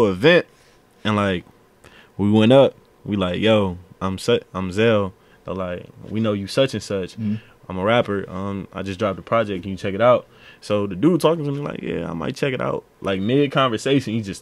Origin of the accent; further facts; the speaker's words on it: East Cleveland, Ohio, United States; I grew up in East Cleveland